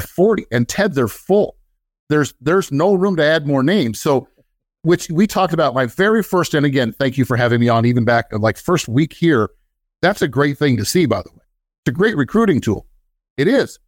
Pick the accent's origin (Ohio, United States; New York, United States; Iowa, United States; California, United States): Iowa, United States; moved away; also born or lived in Minnesota / Florida; originally, I'm from Iowa. Spent most of my career in Minnesota.